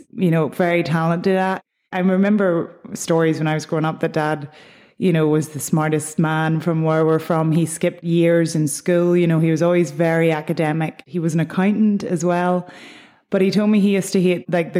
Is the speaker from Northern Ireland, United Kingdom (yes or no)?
yes; Lisnacree, Northern Ireland, United Kingdom; moved away as an adult; also born or lived in Kent, England; now in New York, United States; I'm from a little townland called Lisnacree in the south of County Down. I was born in England, in Kent, actually.